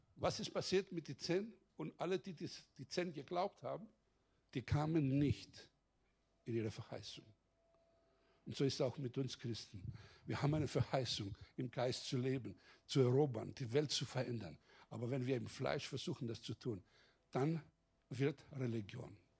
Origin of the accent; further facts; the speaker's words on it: Greece; Bei uns in Griechenland